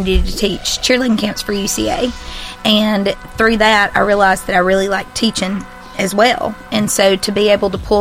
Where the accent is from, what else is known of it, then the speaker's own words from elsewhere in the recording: Boaz, Alabama, United States; I grew up in Boaz